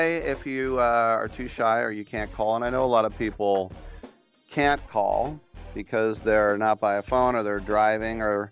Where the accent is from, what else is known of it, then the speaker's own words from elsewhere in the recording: California, United States; my home state